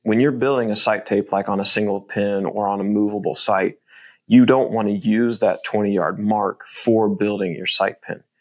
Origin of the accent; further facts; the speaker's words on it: Midwest, United States; growing up in the Midwest